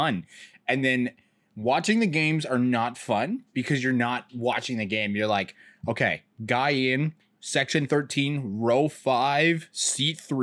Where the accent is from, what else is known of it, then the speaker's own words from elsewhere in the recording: Canada; I'm from Canada